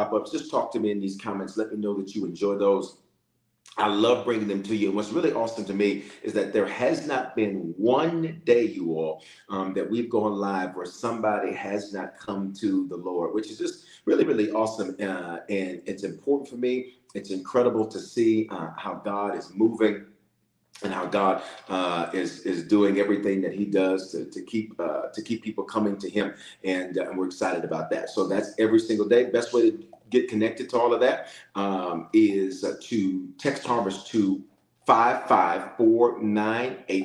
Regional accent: Memphis, Tennessee, United States; also born or lived in Denver, Colorado; I was born in Denver, but raised in Memphis

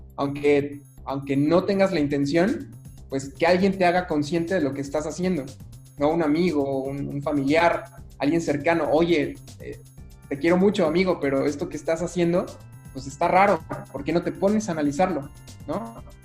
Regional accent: Mexico; sí soy mexicano, más, más mexicano que el chile habanero

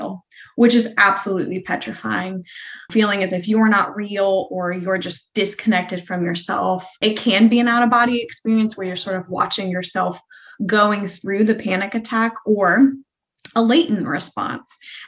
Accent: Florida, United States; I grew up in Florida

